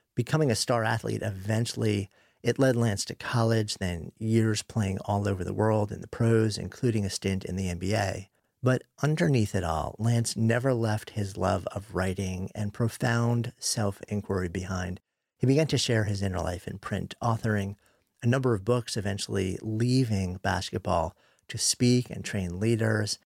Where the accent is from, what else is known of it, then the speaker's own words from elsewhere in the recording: New York, United States; I grew up just outside of New York City, pretty conventional upbringing